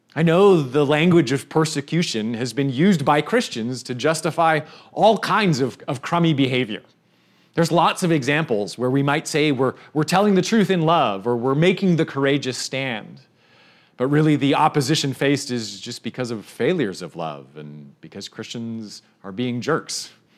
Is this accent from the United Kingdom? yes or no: no; Canada; I'm Canadian